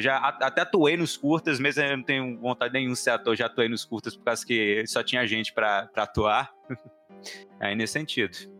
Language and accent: Portuguese; Montes Claros, Minas Gerais, Brazil; also born or lived in Belo Horizonte; eu sou de Montes Claros, no momento eu estou em Montes Claros.